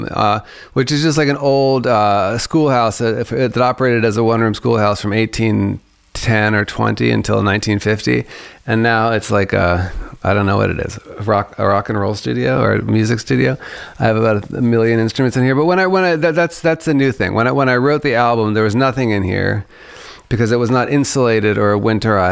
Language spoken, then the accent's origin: English; Washington, District of Columbia, United States; also born or lived in New York City, United States; now in Upstate New York, United States; I was born from Washington, D.C. I live in upstate New York now